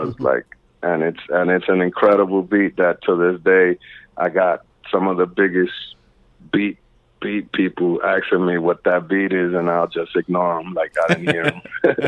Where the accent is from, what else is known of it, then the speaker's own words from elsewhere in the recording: East Coast, United States; And, you know, and I'm from the East Coast, so it's gonna be East Coast, West Coast.